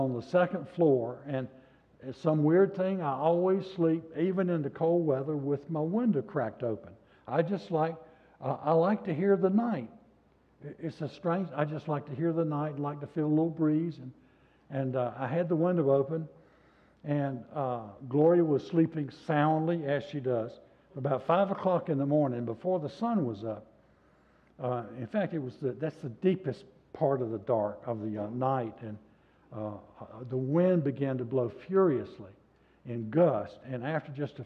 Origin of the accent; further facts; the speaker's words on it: the South, United States; I was raised in the South